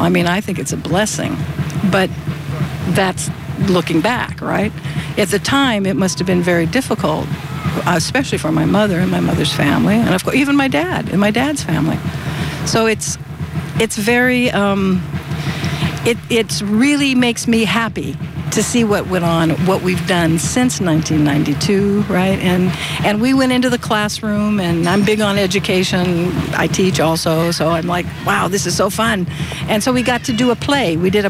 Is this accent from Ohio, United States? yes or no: no; Southern California, United States; I was born here in Southern California, and my grandfather lived here, and we went a long way to get from South Dakota all the way through Idaho, then in Oregon, then all the way down here during the Depression.